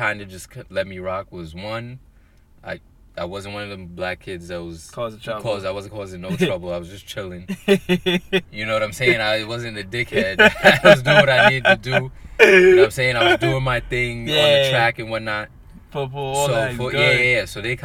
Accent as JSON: {"language": "English", "area": "Rockland County", "region": "New York", "country": "United States", "tie": "born or raised there", "said": "I grew up in Rockin County"}